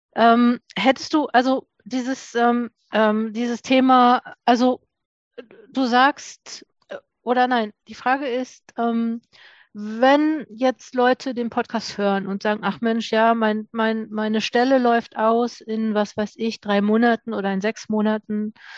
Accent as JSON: {"language": "German", "town": "Duisburg", "region": "North Rhine-Westphalia", "country": "Germany", "said": "ich komme auch aus Duisburg"}